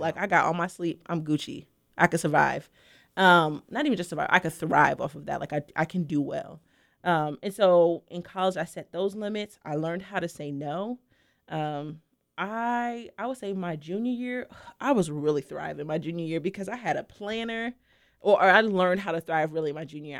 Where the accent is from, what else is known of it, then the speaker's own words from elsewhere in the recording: New York City, New York, United States; I'm originally from Brooklyn, New York